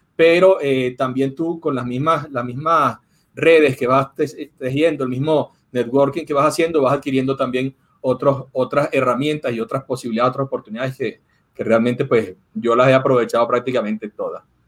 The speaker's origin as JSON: {"language": "Spanish", "country": "Venezuela", "said": "yo soy venezolano"}